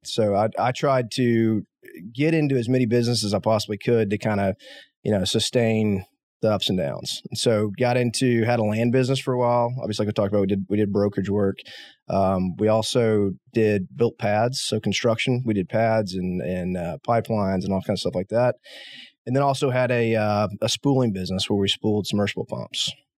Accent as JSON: {"language": "English", "town": "Abilene", "region": "Texas", "country": "United States", "tie": "born or raised there", "said": "So I grew up in West Texas, grew up in Abilene, as we just talked about."}